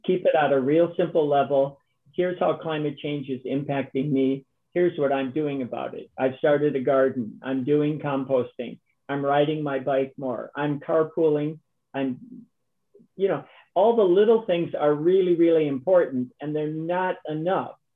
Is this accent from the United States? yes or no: yes; Minnesota, United States; also born or lived in Wisconsin; I'm a Minnesotan, so I grew up skating